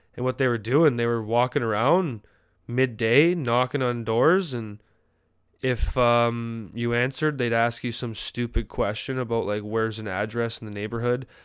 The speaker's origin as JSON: {"language": "English", "country": "Canada", "moved": "yes", "lives_now": "United States", "said": "As a Canadian"}